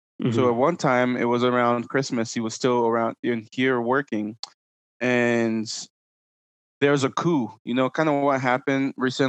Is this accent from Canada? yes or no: no; DR Congo; also born or lived in Ivory Coast; So I am Congolese from the DR Congo, but I was born in Ivory Coast.